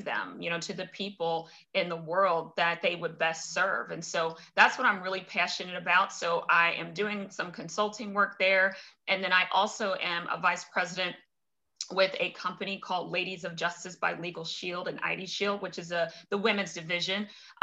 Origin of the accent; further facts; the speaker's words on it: Cincinnati, Ohio, United States; moved away as an adult; also born or lived in Minneapolis / St. Paul / Chicago; I'm born and raised in Cincinnati